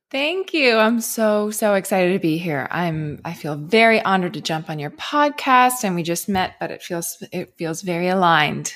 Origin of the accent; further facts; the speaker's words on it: Cape Breton, Nova Scotia, Canada; I grew up in Cape Breton. It's a very, very small island in Canada